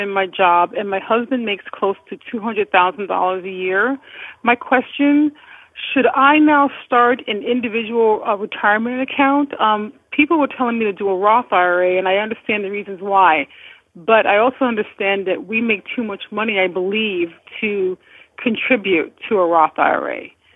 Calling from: Maryland, United States; I'm calling from Maryland

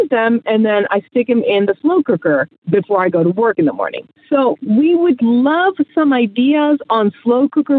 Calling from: Maryland, United States; I'm calling from Maryland, and I am here with my 8-year-old daughter.

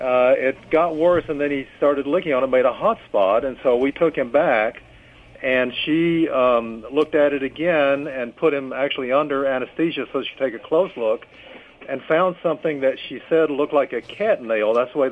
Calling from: Kentucky, United States; Calling from Kentucky.

